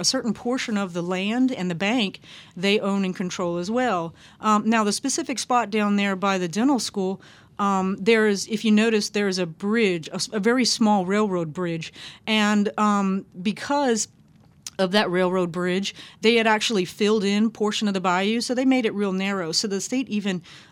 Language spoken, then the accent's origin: English; Lafayette, Louisiana, United States; now in New Orleans, United States; I'm Cajun Cherokee, born in Lafayette, lived all over the state, and I'm really drawn to the water, and I moved to New Orleans 2 months before Katrina.